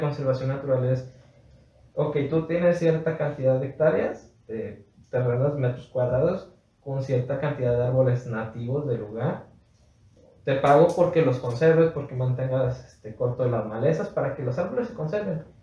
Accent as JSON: {"language": "Spanish", "country": "Mexico", "said": "yo soy parte de México"}